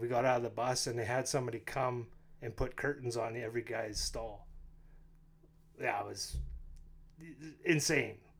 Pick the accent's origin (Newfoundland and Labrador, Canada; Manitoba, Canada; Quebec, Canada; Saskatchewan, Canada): Saskatchewan, Canada; North Battleford; moved away as an adult; also born or lived in Red Deer; now in Lloydminster, Canada; I am from North Battleford